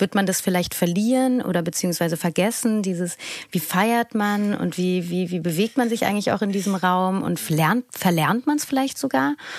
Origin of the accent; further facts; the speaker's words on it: Berlin, Germany; war als Berlinerin